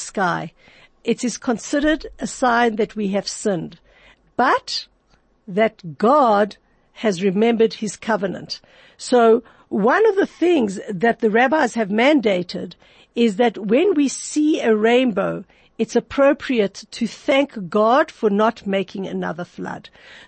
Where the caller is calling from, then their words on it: Johannesburg, Gauteng, South Africa; I know I'm talking from Johannesburg, South Africa